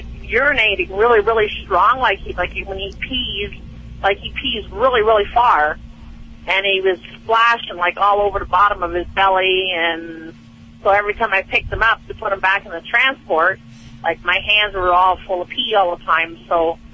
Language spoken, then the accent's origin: English; Canada; now in Flagstaff, United States; I'm in Flagstaff, Arizona right now, but I'm out of Canada.